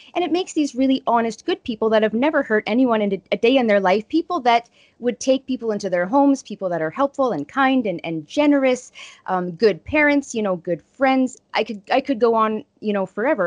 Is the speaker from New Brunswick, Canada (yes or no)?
no; Estevan, Saskatchewan, Canada; my hometown in Estevan